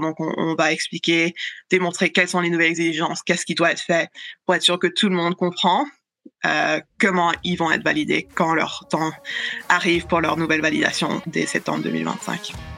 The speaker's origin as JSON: {"language": "French", "country": "Canada", "said": "chez nous au Canada"}